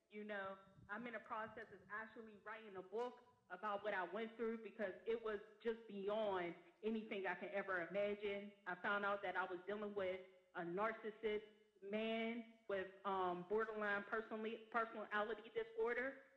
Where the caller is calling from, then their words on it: Pittsburgh, Pennsylvania, United States; I'm coming from Pittsburgh, Pennsylvania.